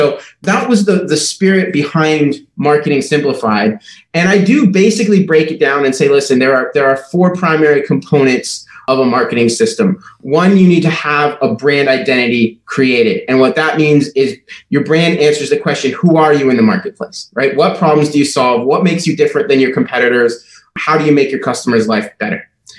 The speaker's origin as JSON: {"language": "English", "country": "Liberia", "tie": "born or raised there", "also_born_or_lived": "Minneapolis, Minnesota, United States", "said": "So I grew up in West Africa. My parents, when I was 5 years old, joined a mission organization, and we moved from Minneapolis, Minnesota, across the ocean to Liberia in West Africa."}